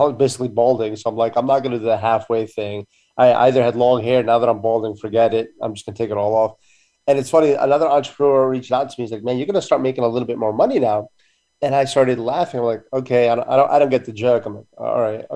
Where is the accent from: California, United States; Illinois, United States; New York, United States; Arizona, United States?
California, United States; San Francisco; I was born in San Francisco.